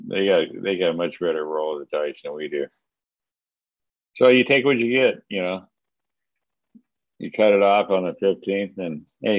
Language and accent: English; California, United States; I came from Southern California. So it was pretty exciting.